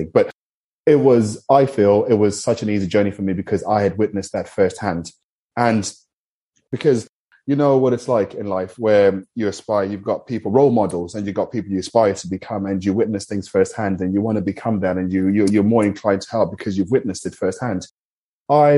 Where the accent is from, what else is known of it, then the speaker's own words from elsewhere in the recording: Zimbabwe; I'm from Zimbabwe